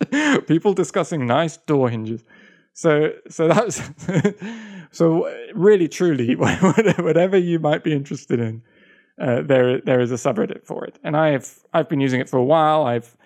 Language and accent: English; Russia; English is a second language; I'm from Russia. That's one of them. Russia.